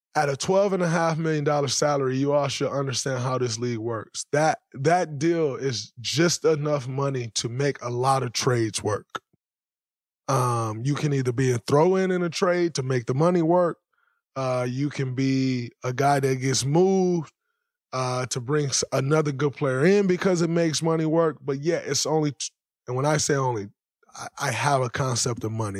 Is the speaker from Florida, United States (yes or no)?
no; Saginaw, Michigan, United States; I'm from Saginaw, Michigan